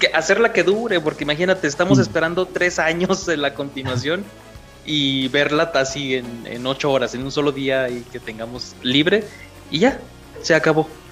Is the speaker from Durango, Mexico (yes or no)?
yes; Durango, Mexico; soy de Durango, México